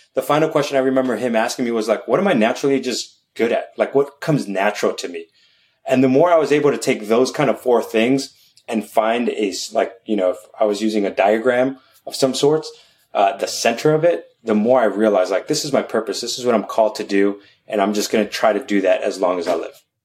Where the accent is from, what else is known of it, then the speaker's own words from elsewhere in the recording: New York City, New York, United States; I'm born and raised in New York City